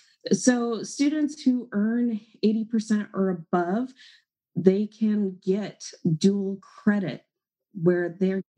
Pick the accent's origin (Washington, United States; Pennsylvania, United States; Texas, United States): Washington, United States; I'm from Washington State, but I live in, it's called the Tri-Cities community